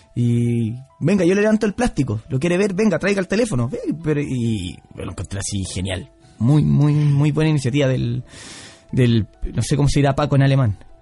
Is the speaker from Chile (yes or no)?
yes; Pichilemu, O'Higgins, Chile; yo soy de Pichilemu.